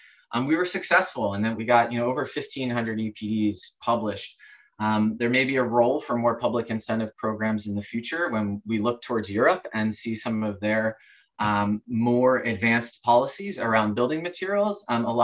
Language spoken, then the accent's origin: English; Oregon, United States; not just in my home state of Oregon.